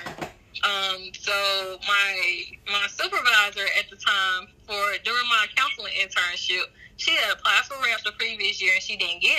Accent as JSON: {"language": "English", "town": "Terry", "region": "Mississippi", "country": "United States", "also_born_or_lived": "Alabama", "accent": "deep southern", "moved": "as an adult", "lives_now": "Georgia, United States", "said": "I'm from Mississippi. So the small town called Terry, Mississippi, about 15 minutes south of Jackson, Mississippi, the state capital. And I have a very deep southern accent."}